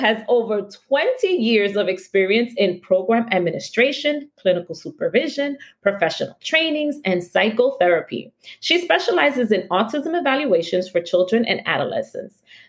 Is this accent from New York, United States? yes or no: yes; New York City, New York, United States; We Washington Heightsters